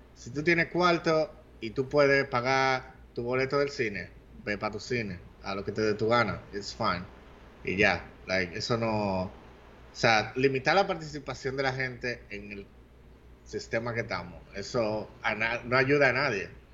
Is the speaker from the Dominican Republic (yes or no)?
yes; Dominican Republic; si los dominicanos somos o no somos negros, hay un movimiento aquí de gente que dice que los dominicanos somos africanos también